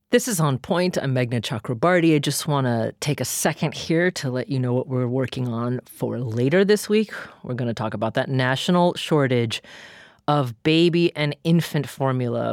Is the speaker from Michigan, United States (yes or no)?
no; Corvallis, Oregon, United States; my hometown of Corvallis, Oregon